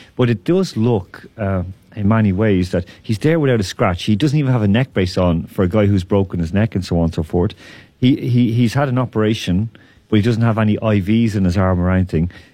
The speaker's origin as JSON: {"language": "English", "country": "Ireland", "said": "I'm from Ireland."}